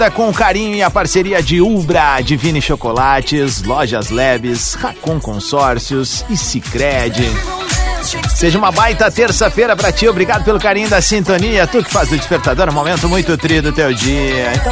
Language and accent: Portuguese; Franca, São Paulo, Brazil; Sou de Franca aqui, interior